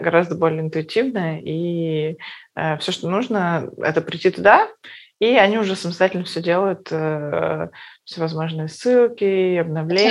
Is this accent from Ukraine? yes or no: no; Perm, Perm Krai, Russia; moved away; мы из Перми